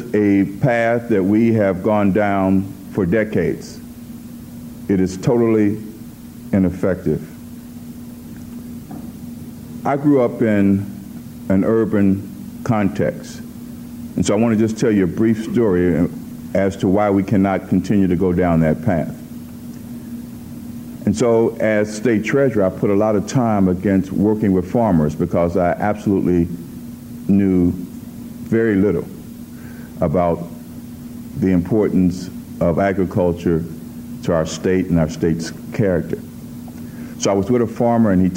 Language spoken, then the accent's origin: English; Cincinnati, Ohio, United States; I'm from Cincinnati